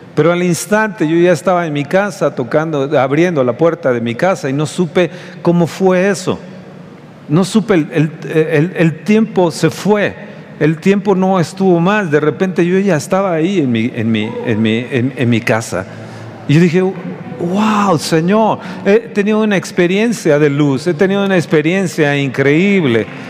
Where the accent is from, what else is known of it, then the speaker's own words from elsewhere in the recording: Mexico; somos los mexicanos